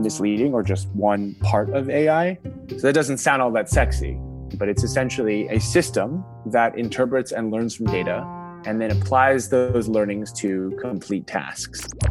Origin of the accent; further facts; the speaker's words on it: New York, United States; moved away as an adult; now in China; I actually grew up in America. My hometown is New York